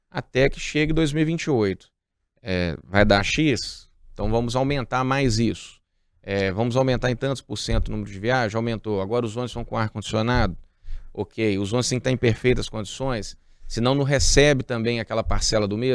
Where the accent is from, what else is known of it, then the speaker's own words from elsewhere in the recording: Barreiro, Minas Gerais, Brazil; nós temos lá no Barreiro, eu que sou do Barreiro, é, o Eterno esperando o metrô.